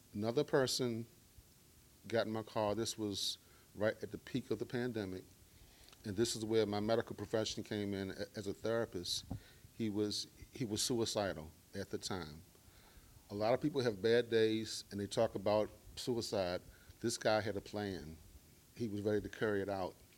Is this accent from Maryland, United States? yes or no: yes; Baltimore, Maryland, United States; I am from Baltimore, Maryland, grew up in the hood.